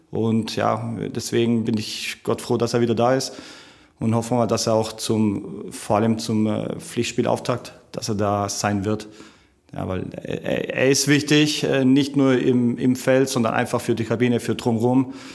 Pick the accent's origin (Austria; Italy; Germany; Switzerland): Italy; dass man als Italiener tut man ja im Weihnachten relativ viel essen.